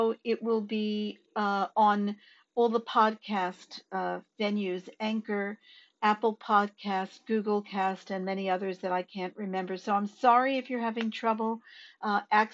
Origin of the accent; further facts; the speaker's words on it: Australia; as Australian citizens